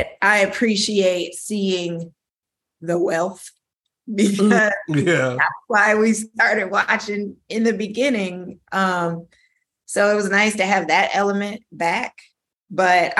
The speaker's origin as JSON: {"language": "English", "town": "Beverly Hills", "region": "California", "country": "United States", "tie": "born or raised there", "said": "it's kind of like my hometown"}